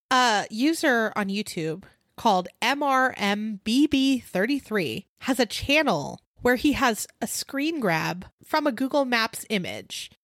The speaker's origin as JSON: {"language": "English", "town": "Simi Valley", "region": "California", "country": "United States", "tie": "born or raised there", "moved": "yes", "said": "my hometown in Simi Valley"}